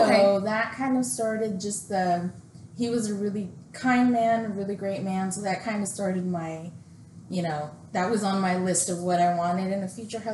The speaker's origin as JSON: {"language": "English", "region": "Texas", "country": "United States", "moved": "yes", "said": "I'm originally from Texas. So I'm a transplant."}